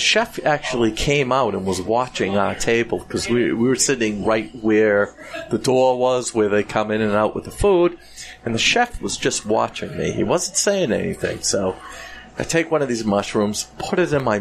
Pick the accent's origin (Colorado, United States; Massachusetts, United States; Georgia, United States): Massachusetts, United States; Boston